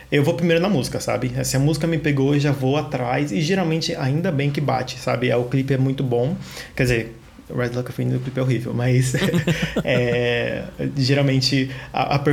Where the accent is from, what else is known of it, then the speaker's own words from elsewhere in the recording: São Paulo, Brazil; tenho 26 anos, é sou da Zona Sul de São Paulo.